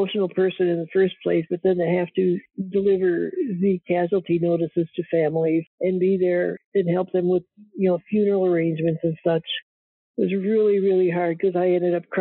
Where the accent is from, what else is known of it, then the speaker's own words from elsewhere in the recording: Fifth Army area, Midwest, United States; moved away as an adult; I grew up in the Fifth Army area